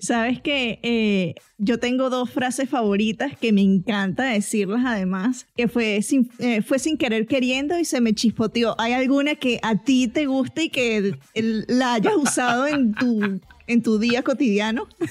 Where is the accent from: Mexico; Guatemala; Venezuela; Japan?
Venezuela; moved away as an adult; now in United States; yo soy venezolana, crecí en Venezuela, me mudé a Estados Unidos ya cuando estaba en mis early 20s